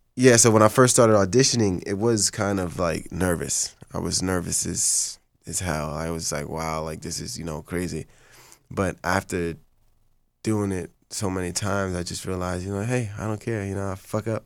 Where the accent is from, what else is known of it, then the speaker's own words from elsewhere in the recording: Haiti; first language Haitian Creole; English is a second language; now in Los Angeles, United States; I'm Haitian. That's Creole French. That's my first language.